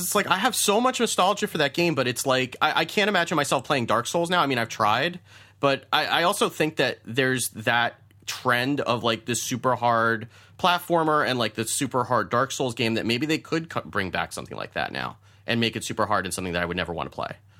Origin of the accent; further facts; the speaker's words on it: United States; being an American male